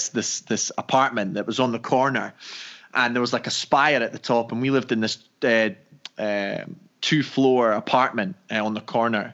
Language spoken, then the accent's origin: English; Dunfermline, Scotland, United Kingdom; moved away as an adult; also born or lived in Edinburgh / Caribbean; now in United States; I'm from Scotland.